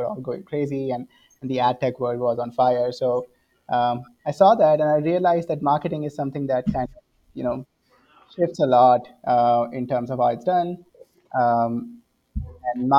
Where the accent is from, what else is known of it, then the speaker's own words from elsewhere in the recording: central India, India; moved away; as you can see from my accent, born and brought up in India. So I was born in the central part of India